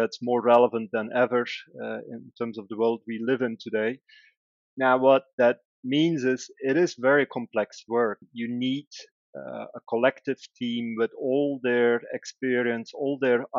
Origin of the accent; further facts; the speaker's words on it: Belgium; moved away; Originally, I'm from Belgium.